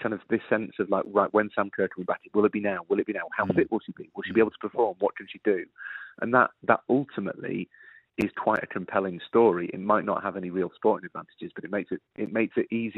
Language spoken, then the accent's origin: English; Yorkshire and the Humber, United Kingdom; an Englishman, Dan, and a Yorkshireman